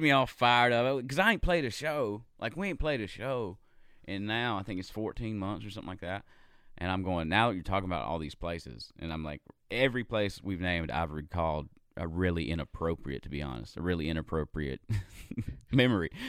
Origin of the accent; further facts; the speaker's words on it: Gastonia, North Carolina, United States; moved away as an adult; also born or lived in Charlotte, North Carolina; now in Nashville, United States; I was in a band in my hometown. I'm from a little town called Gastonia, North Carolina